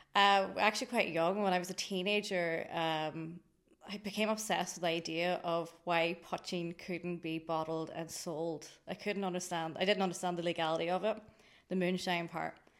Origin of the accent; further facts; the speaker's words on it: Greencastle, Ulster, Ireland; I'm from Greencastle in Anishowen.